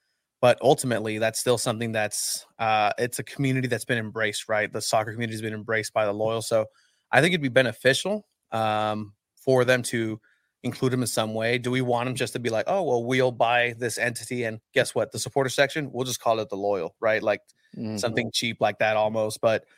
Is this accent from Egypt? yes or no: yes; Egypt; I thought I knew ancient people because I'm from Egypt, right?